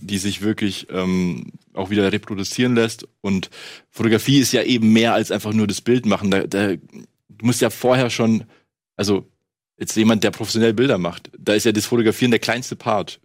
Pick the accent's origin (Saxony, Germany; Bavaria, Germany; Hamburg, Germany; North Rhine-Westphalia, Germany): Bavaria, Germany; Munich; ich komme ja aus München